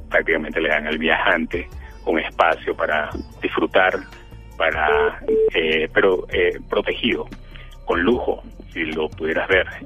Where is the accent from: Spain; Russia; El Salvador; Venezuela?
Venezuela; now in Mexico; Creo que se inicia eh, hace mucho tiempo cuando salí de Venezuela eh, terminé eh, viviendo en México a partir de 1992